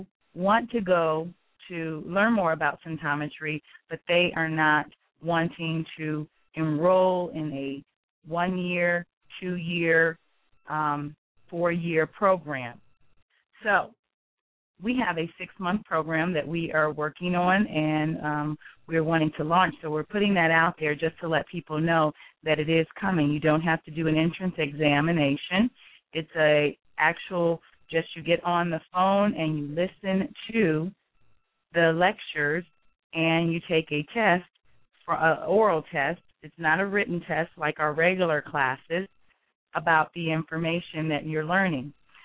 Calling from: Greensboro, North Carolina, United States; I am calling from Greensboro, North Carolina.

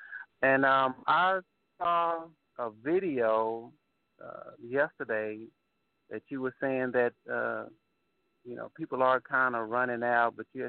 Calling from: Killeen, Texas, United States; I'm calling from Killeen, Texas.

